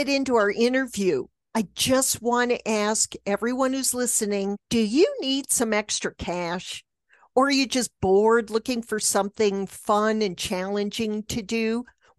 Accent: New York, United States; now in Los Angeles, United States; We moved here when they were two from New York. So I always think of myself as a New Yorker.

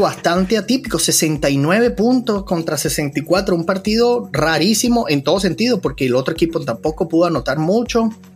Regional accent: Venezuela; nosotros en Venezuela

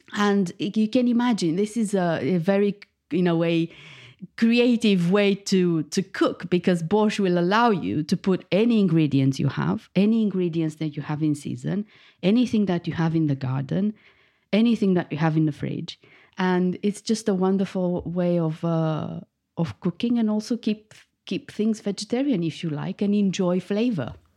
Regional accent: Bucharest, Romania; moved away as an adult; now in United Kingdom; I was born in Bucharest, the capital of Romania and I moved to the UK 15 years ago.

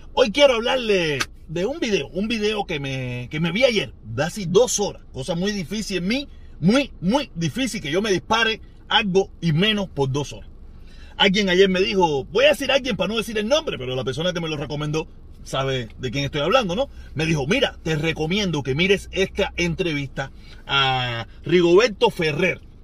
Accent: Cuba; moved away; hace mucho tiempo que me fui de Cuba

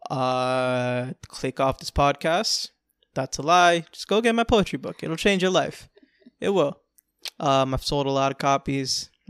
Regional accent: Florida, United States; I'm from Florida. You feel me? I talk different.

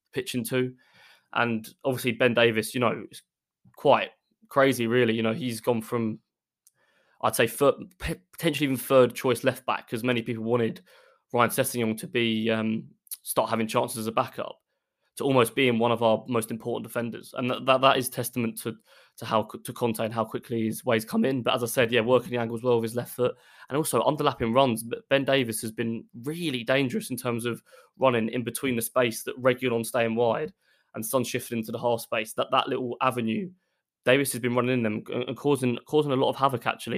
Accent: Essex, East of England, United Kingdom; also born or lived in Derby; I'm from Essex, so not far from London at all

